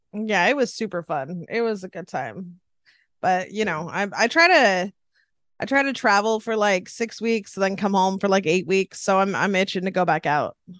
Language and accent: English; Sacramento, California, United States; born and raised in the house I'm hanging out in right now